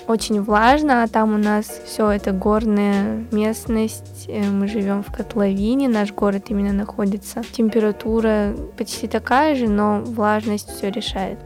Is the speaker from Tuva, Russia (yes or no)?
yes; Kyzyl, Tuva, Russia; moved away as an adult; also born or lived in Erzinsky District, Tuva; now in Moscow, Russia; мой родной край – это Республика Тыва